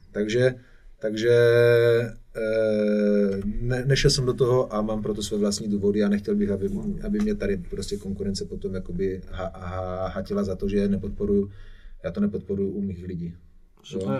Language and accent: Czech; Czechia; also born or lived in Ibiza; super český DJ